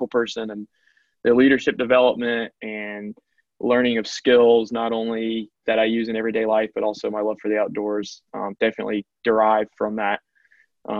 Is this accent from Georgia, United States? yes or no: yes; Macon, Georgia, United States; I am from Macon, Georgia, which is right dead center in the heart of middle Georgia. And I grew up there